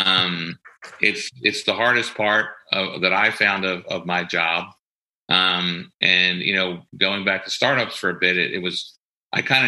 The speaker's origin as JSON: {"language": "English", "area": "Delco, Ripley", "region": "Pennsylvania", "country": "United States", "said": "from Delco, right? I'm from Ripley. And in Delco, it's all about keeping it real"}